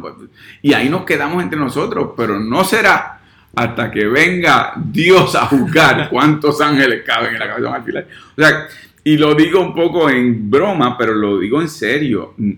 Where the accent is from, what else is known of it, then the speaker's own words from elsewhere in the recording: Puerto Rico; Los puertorriqueños tenemos la mitad de la población en los Estados Unidos